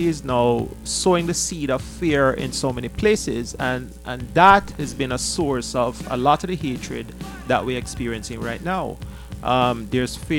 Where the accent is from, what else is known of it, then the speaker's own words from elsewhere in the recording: Jamaica; moved away; I'm from Jamaica